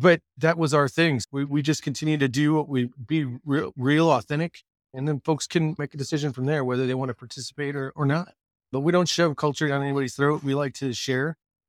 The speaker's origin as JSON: {"language": "English", "town": "San Diego", "region": "California", "country": "United States", "tie": "born or raised there", "said": "When I grew up in San Diego, Mira Mesa is a very diverse town."}